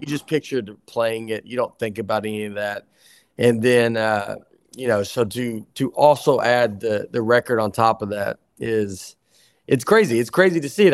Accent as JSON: {"language": "English", "region": "Tennessee", "country": "United States", "said": "I'm from Tennessee"}